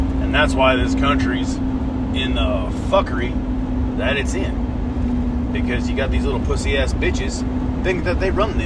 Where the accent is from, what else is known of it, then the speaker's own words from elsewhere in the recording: United States; as an American